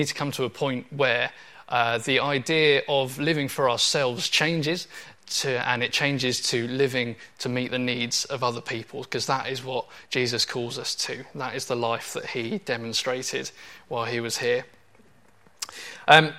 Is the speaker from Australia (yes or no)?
no; Portsmouth, South East England, United Kingdom; When I was a teenager, I grew up in Portsmouth